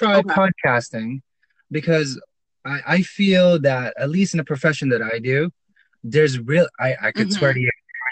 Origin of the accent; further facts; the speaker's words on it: Philippines; moved away; I'm Filipino. I was born and raised there